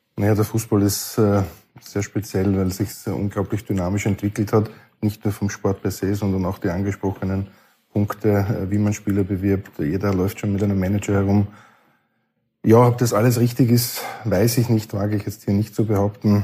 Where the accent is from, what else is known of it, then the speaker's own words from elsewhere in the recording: Burgenland, Austria; bei der Akademie bei uns im Burgenland